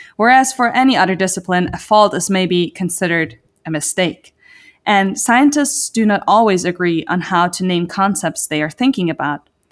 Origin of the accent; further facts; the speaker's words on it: Zurich, Switzerland; moved away as an adult; now in United States; I am born and raised on the other side of the Atlantic, more precisely in the beautiful city of Zurich, Switzerland.